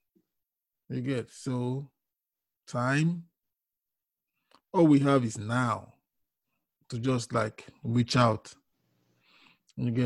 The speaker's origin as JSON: {"language": "English", "country": "Nigeria", "tie": "born or raised there", "said": "We grew up together in Nigeria"}